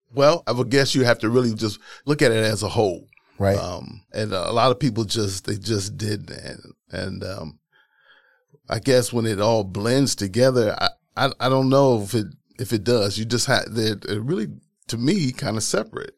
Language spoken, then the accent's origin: English; Milwaukee, Wisconsin, United States; Wisconsin, born and raised here in Milwaukee